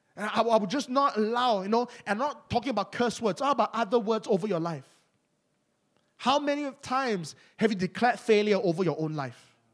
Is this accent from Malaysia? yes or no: yes; Malaysia; accent: Malaysian; Malaysians, we, we always like to hide our accent. Among Malaysians, our accent is thick